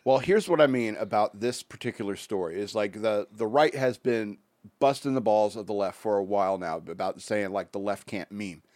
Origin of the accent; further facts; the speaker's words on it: United States; as American